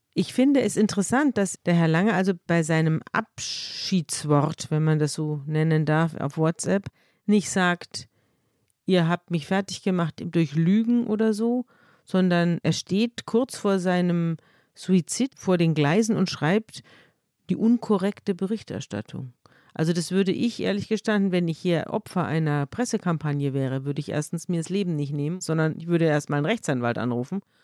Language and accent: German; Munich, Bavaria, Germany; ich komme aus, aus München und ich bin praktisch mit der Schweiz und Österreich im Rücken aufgewachsen